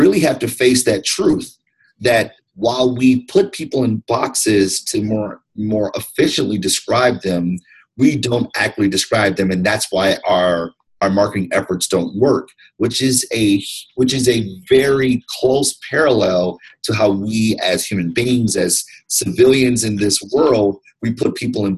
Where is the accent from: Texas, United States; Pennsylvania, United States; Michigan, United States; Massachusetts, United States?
Michigan, United States; Detroit; also born or lived in Ann Arbor, Michigan; African-American, male, 38 years old, born and raised in Detroit, went to public schools my entire life